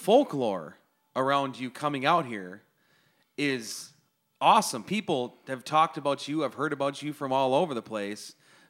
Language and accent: English; Turtle Lake, Wisconsin, United States; I said I was from Turtle Lake, Wisconsin.